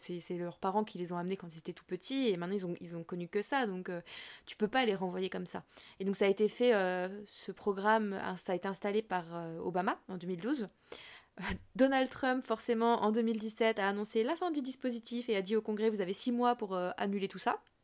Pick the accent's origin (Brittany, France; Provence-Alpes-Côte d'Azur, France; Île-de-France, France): Île-de-France, France; Fontainebleau; now in Montreuil, France; j'habite à Montreuil depuis des années. Je vais pas dire que je viens de Montreuil. Si on me demande, ah, tu viens d'où Je vais dire, bah, de Fontainebleau, tu vois. Oui. Parce que juste mm. parce que c'est là que j'ai grandi